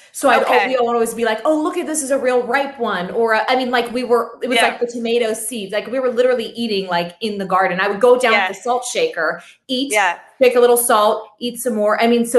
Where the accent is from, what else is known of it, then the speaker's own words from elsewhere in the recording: Pittsburgh, Pennsylvania, United States; moved away; we're going back home to my hometown. We're going back to Pittsburgh